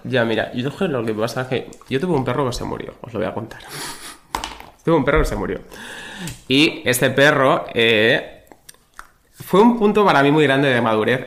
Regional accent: Badajoz, Extremadura, Spain; soy de Badajoz

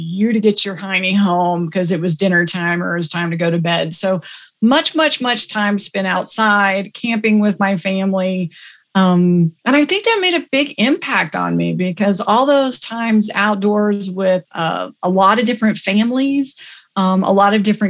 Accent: Texas, United States; accent: Texas; moved away; also born or lived in Houston / Richardson / Dallas; I am a Texas girl by birth

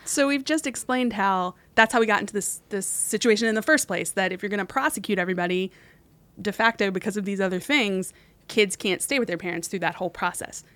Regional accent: West Virginia, United States; moved away; my home state, West Virginia.

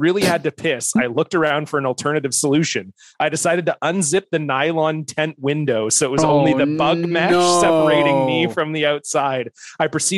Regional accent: Canada; I'm from Canada

